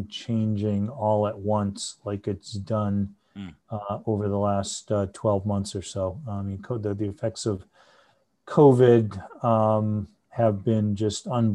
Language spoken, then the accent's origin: English; Haverhill, Massachusetts, United States; I grew up in Haverhill